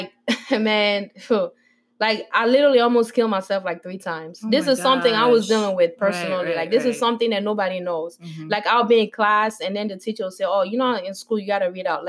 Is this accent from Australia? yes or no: no; Sierra Leone; moved away; also born or lived in Guinea; I was born and raised in Sierra Leone